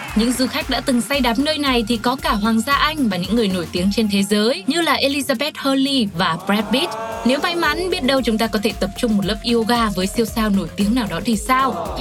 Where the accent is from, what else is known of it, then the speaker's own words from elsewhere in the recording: Vietnam; quê hương mình chính là Việt Nam